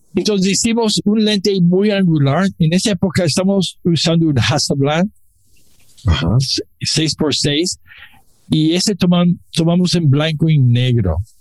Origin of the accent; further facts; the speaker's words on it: Mexico City, Mexico; Los dos somos chilangos.